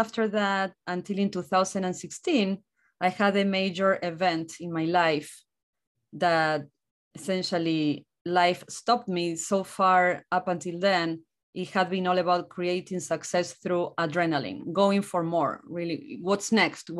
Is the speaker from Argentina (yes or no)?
yes; Argentina; English is a second language; moved away as an adult; also born or lived in Buenos Aires, Argentina; now in United States; I'm from Argentina, a very small rural town.